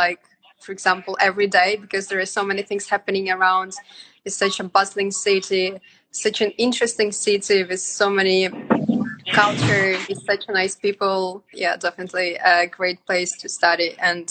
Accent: Yakutsk, Sakha Republic, Russia; first language Sakha; English is a second language; moved away as an adult; also born or lived in Moscow, Russia / China; So I grew up in Yakutsk. It's the capital of Yakutia. Yakutia mm-hmm. is a republic in the far east of Russia, in Siberia. And I grew up there, and then I studied in Moscow

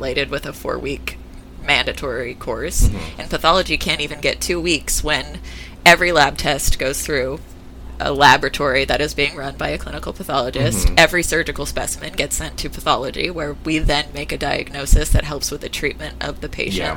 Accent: Stockton, California, United States; moved away as an adult; also born or lived in San Francisco, California; now in Seattle, United States; I'm originally from California and I spent most of my life there. This is, being in Seattle is my first time living outside of California

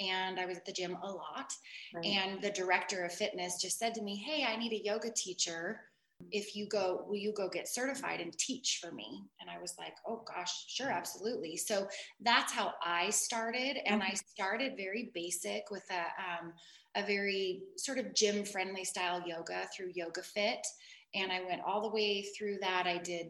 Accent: Seattle, Washington, United States; moved away as an adult; now in Coeur d'Alene, United States; I grew up in the Seattle area

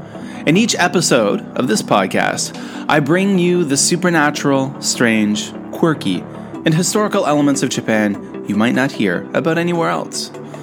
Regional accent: Eastern Canada, Canada; moved away as an adult; also born or lived in South Korea; growing up in Eastern Canada in the early 1980s, we actually only had three TV channels.

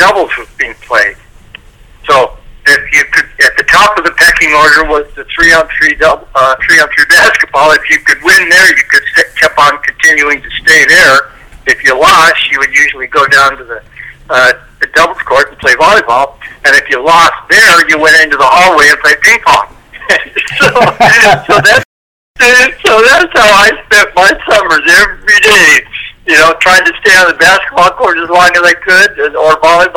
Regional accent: Santa Monica, California, United States; I grew up in Santa Monica

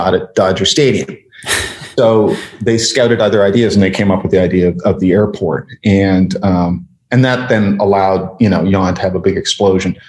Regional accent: Canada; I'm Canadian

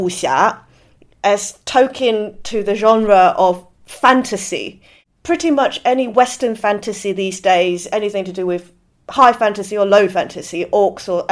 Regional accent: Hong Kong; also born or lived in Shenzhen; I grew up in Hong Kong in the 80s and 90s

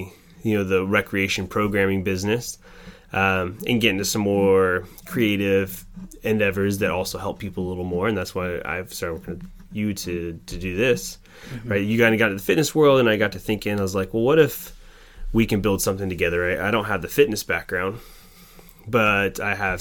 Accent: Oregon, United States; also born or lived in Wisconsin; I grew up in Oregon, and through my high school years

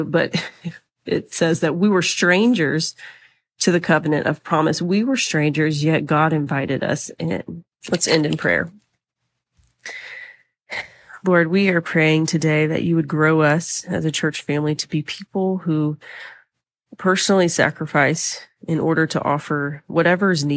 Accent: the South, United States; I'm from the South, been here my whole life

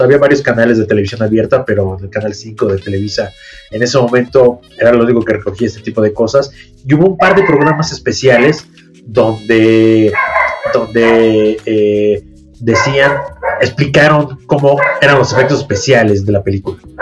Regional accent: Mexico; me fui de México un año

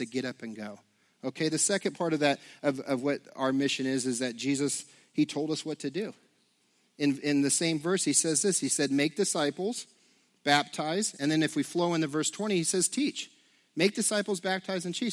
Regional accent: United States; as American Christians

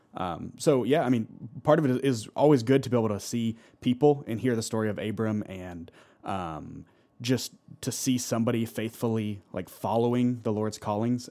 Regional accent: Alpharetta, Georgia, United States; I grew up in Alpharetta, and so I grew up right across from Wills Park

